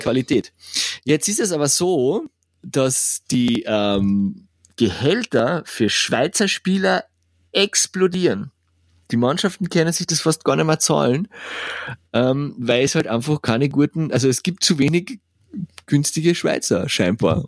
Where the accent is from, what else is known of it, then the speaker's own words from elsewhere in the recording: Spittal an der Drau, Carinthia, Austria; now in Vienna, Austria; in Spital gibt's auch eine in meiner Heimatstadt.